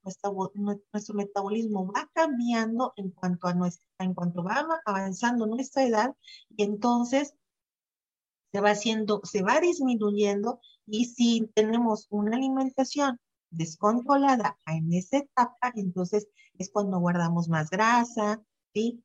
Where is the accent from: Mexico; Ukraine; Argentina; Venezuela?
Mexico; Xalapa, Veracruz; soy veracruzana, jalapeña, nacida de aquí